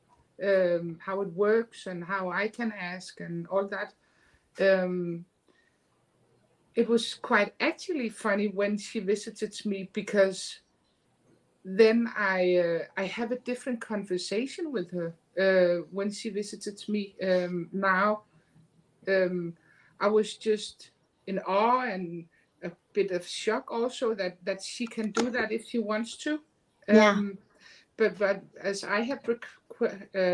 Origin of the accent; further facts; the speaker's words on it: Denmark; I am from a small country in the Europe, Denmark, right above Germany, Scandinavia.